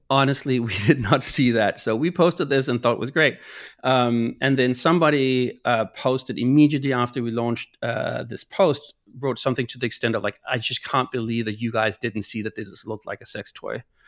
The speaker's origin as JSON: {"language": "English", "town": "Copenhagen", "region": "Capital Region of Denmark", "country": "Denmark", "moved": "yes", "said": "I'm from Copenhagen"}